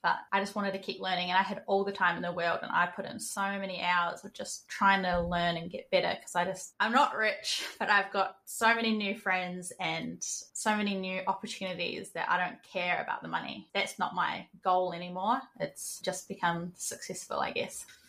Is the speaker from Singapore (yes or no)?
no; New Zealand; moved away as an adult; now in Queensland, Australia; I live in Australia, in Queensland. I am originally from New Zealand. I grew up in New Zealand and moved here in 2019